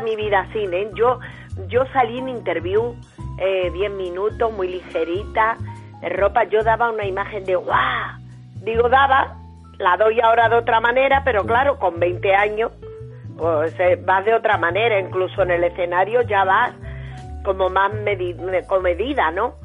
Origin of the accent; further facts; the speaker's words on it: Spain; moved away as an adult; also born or lived in Mexico; me fui de España